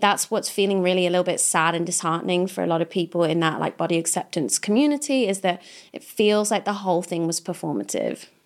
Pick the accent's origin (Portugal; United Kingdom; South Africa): United Kingdom; Kidderminster, West Midlands; moved away; I come from Kidderminster. I'm not trying to go back there.